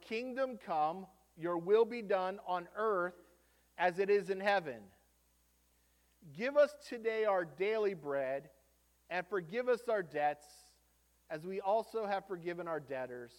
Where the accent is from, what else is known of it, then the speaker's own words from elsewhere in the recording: United States; as an American